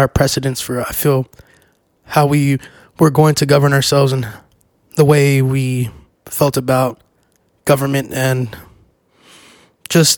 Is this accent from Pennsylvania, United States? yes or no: no; Texas, United States; my home state. And I am a very proud Texan